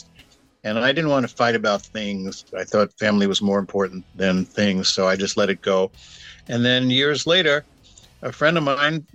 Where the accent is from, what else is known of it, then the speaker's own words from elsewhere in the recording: Brooklyn, New York, United States; now in Encinitas, United States; When I was a kid growing up in Brooklyn, in our little apartment